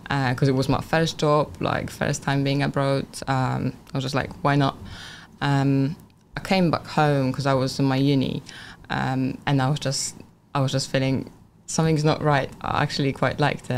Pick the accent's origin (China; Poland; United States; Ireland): Poland; English is a second language; moved away as an adult; also born or lived in England; now in United Kingdom; my hometown, yeah. uh, from Poland